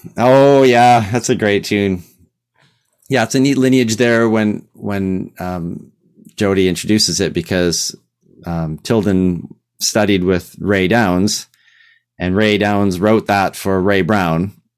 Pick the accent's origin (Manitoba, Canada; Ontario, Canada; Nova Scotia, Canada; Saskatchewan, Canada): Saskatchewan, Canada; Regina; I'm from Regina.